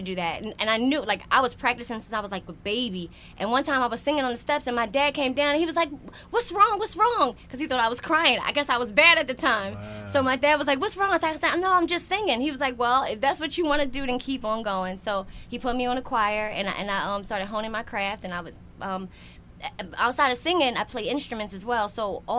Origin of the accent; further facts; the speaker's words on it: Philadelphia, Pennsylvania, United States; I'm from Philly.